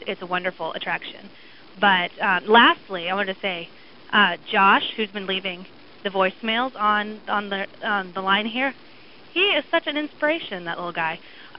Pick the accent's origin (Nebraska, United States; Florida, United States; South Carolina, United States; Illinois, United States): Florida, United States; Orlando; now in Alaska, United States; I grew up in Orlando